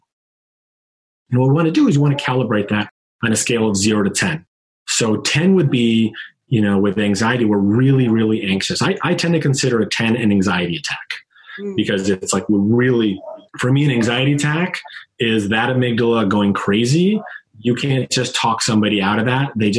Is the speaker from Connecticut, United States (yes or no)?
yes; Connecticut, United States; I'm from Connecticut. I'm a Northeastern. We talk a little fast